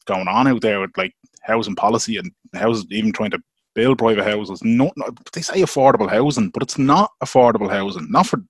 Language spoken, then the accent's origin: English; Dublin, Leinster, Ireland; moved away as an adult; now in Portlaoise, Ireland; I'm originally from Dublin. I've moved to Portlaoise because I couldn't afford to buy in my area.